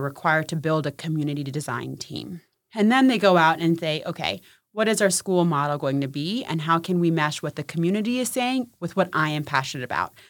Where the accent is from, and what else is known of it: Maryland, United States; born or raised there; also born or lived in Punjab, India